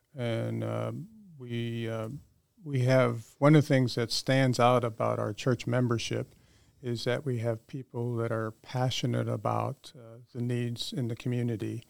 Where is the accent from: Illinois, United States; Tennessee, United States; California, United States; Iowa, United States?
Illinois, United States; Chicago; moved away as an adult; also born or lived in San Antonio, Texas; now in Boerne, United States; growing up in the Chicagoland area